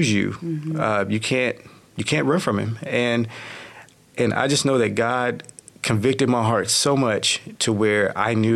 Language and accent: English; Texarkana, United States; I was born in Texarkana